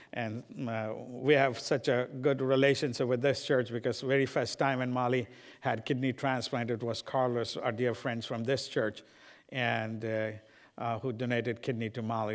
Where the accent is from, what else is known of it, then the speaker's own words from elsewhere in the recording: India; moved away; I'm from India and I love my people of India